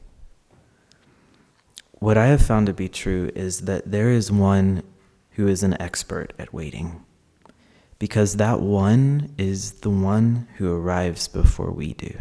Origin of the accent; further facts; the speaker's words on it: Arkansas, United States; I grew up as a queer and trans person in Arkansas